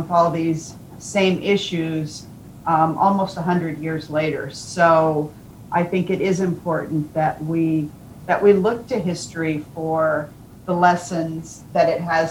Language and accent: English; United States; we Americans